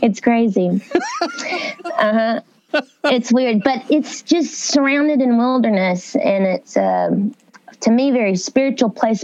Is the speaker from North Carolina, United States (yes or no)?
no; Uncertain, Texas, United States; moved away as an adult; now in Nashville, United States; I'm really from like East Texas